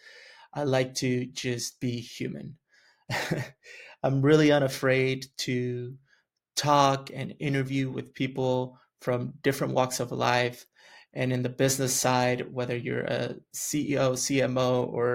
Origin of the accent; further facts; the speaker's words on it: West Texas, United States; also born or lived in Chihuahua, Mexico; I grew up in West Texas